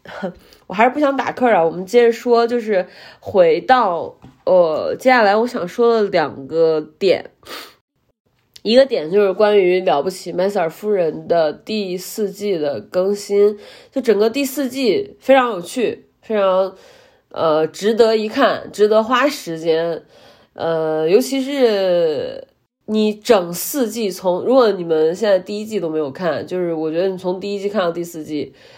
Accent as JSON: {"language": "Chinese", "region": "Henan", "country": "China", "said": "作为一个河南人"}